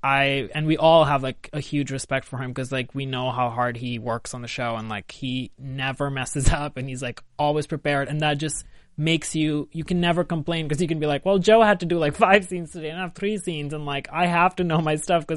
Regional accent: India; moved away as an adult; now in Los Angeles, United States; I grew up in India

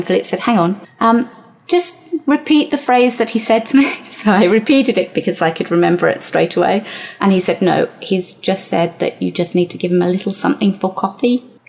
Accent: United Kingdom; but being typically British, I was very red, incredibly embarrassed, and ran out of the shop

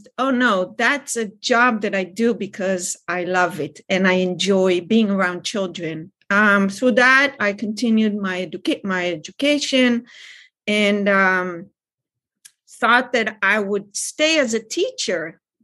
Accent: Israel; now in California, United States; I grew up in Israel.

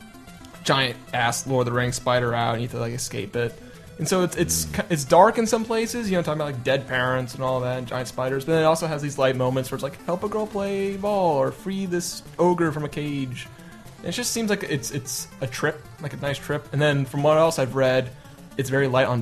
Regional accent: Germany; born or raised there; English is a second language; now in United States

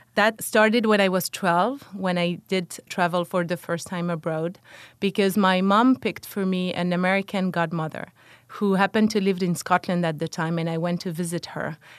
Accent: Dijon, Bourgogne-Franche-Comté, France; moved away; I grew up in France, in Dijon, which is the capital of the Dukes of Burgundy

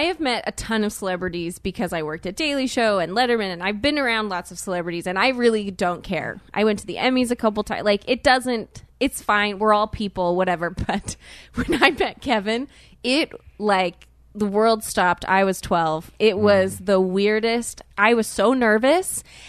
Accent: South Korea; born there; It's very confusing. I know. I'm not Asian, but I was born in Korea.

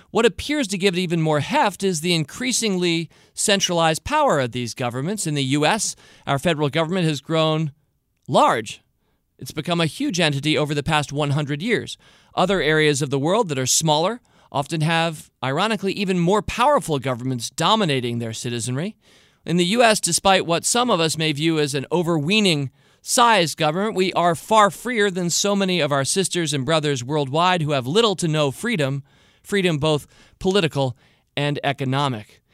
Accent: United States; I'm an American, so I have an American point of view

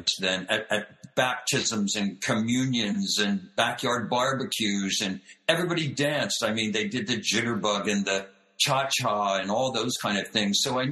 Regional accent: outside of Philadelphia, Pennsylvania, United States; I grew up outside of Philadelphia

